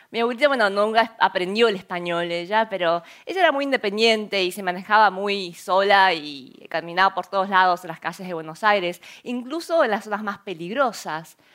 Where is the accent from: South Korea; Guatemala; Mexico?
South Korea; Spanish is a second language; now in Argentina; Nosotros habíamos emigrado de Corea a Argentina hacía seis años ya, eh, cuando no sabíamos nada de español ni sabíamos cómo íbamos a ganar, ganarnos las vidas.